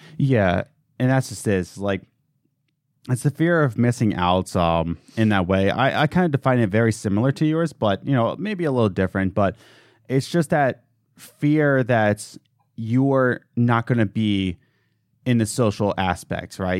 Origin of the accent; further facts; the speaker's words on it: United States; as an American